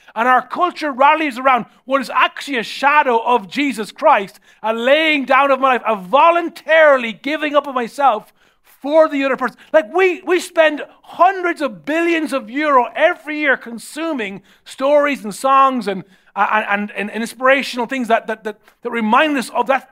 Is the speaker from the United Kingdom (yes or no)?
no; Ireland; normally how I was raised in Ireland